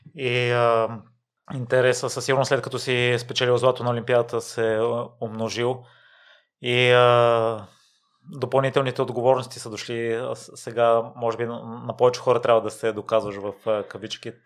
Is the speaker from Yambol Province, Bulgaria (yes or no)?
no; Kozloduy, Vratsa Province, Bulgaria; Аз съм от Козводой, от същия район